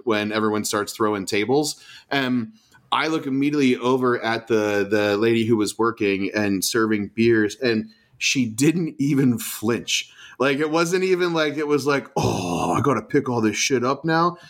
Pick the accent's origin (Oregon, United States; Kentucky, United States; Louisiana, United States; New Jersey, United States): Oregon, United States; Portland; where are you from the US? And I say Portland